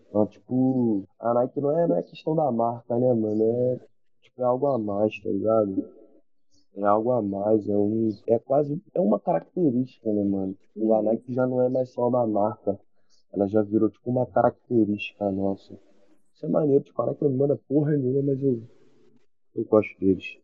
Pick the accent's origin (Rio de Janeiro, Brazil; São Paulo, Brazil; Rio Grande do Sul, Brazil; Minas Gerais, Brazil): Rio de Janeiro, Brazil; also born or lived in Espírito Santo; Eu vim de Marechal Hermes, tá ligado? Eu sou cria de Marechal Hermes, da Zona Norte. Tipo, nunca morei em outro lugar